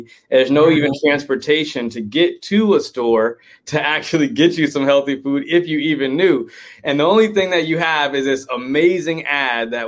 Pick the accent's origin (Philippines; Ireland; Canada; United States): United States; Oakland, California; I grew up in Oakland, California. That's where I'm